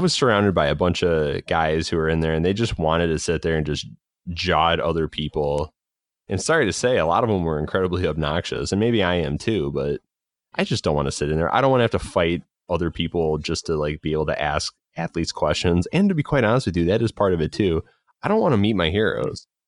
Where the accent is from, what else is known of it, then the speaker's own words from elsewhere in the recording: Chicagoland, Illinois, United States; I'm from Chicago, it's Chicago land